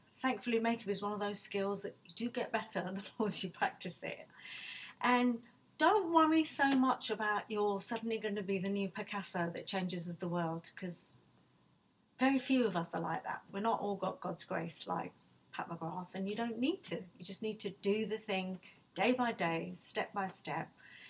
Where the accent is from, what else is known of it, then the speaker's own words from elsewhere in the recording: Nigeria; now in United Kingdom; look, I wasn't born in this country. I came from Nigeria, my parents were from Bangladesh.